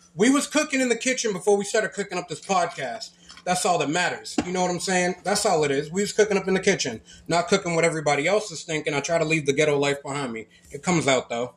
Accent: Lynn, Massachusetts, United States; now in Florida, United States; I grew up in Lynn, Massachusetts

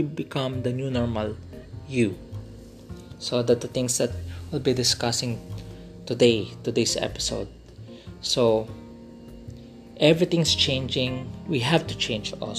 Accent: Philippines; as a Filipino, especially in the Philippines

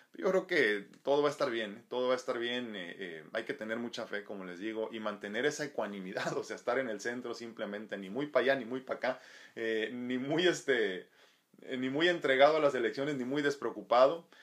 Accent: Mexico

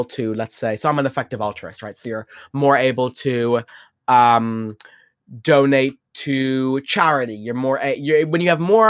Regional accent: Ireland; I'm from Ireland

